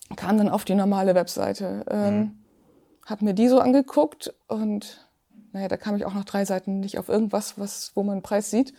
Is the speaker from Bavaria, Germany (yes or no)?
no; Zeven, Lower Saxony, Germany; ich komme aus Zeven, das liegt genau zwischen Hamburg